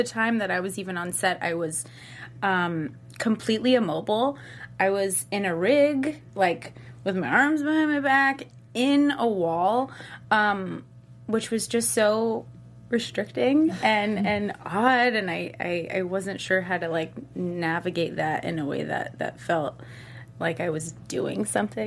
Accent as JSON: {"language": "English", "town": "Clearwater", "region": "Florida", "country": "United States", "moved": "as an adult", "lives_now": "Los Angeles, United States", "said": "I'm from Florida originally, Clearwater Beach. It's near Tampa"}